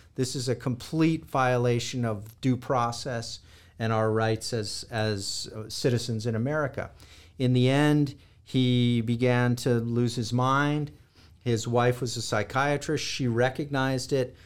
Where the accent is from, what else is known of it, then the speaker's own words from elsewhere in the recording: Los Angeles, California, United States; I was born and raised in Los Angeles, California.